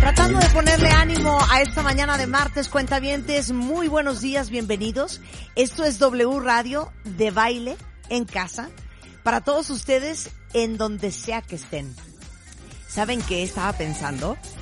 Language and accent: Spanish; Mexico; No somos Corea, no somos China